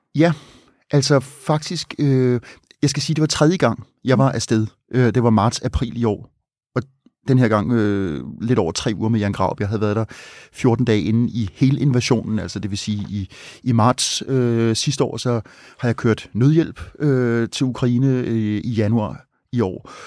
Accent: Copenhagen, Capital Region of Denmark, Denmark; nu er jeg ikke fra Østjylland, men øh, her fra hovedstaden

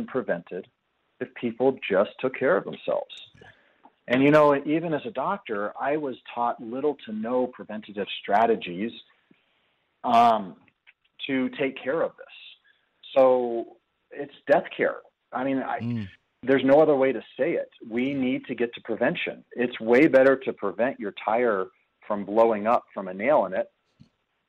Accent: United States; also born or lived in Colorado Springs, Colorado; I'm an American

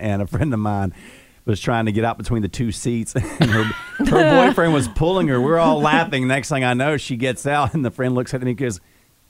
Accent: Greenville, South Carolina, United States; Growing up in Greenville

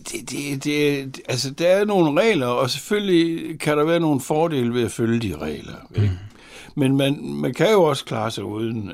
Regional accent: Horsens, Central Denmark Region, Denmark; jeg var fra Horsens, og Horsens havde jo der i 60'erne et ry for at være Jyllands Liverpool

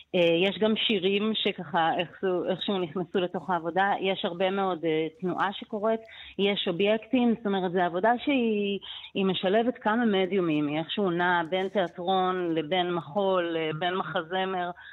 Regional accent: Israel; אני גם באה מקיבוץ

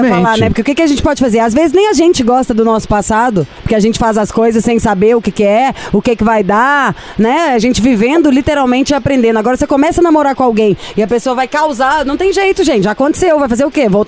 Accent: Contagem, Minas Gerais, Brazil; de contagem.

